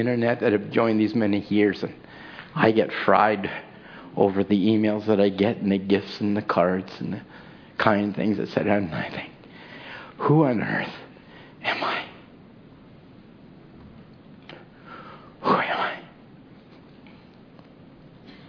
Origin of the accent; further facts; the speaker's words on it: Chilliwack, British Columbia, Canada; I'm from Chilliwack